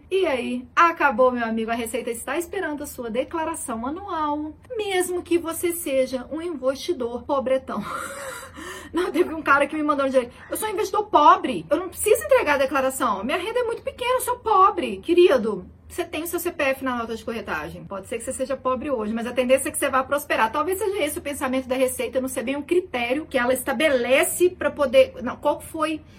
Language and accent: Portuguese; Belo Horizonte, Minas Gerais, Brazil; Nos interior de Minas, eu não falo assim, não, sou de BH, gente, tô zoando.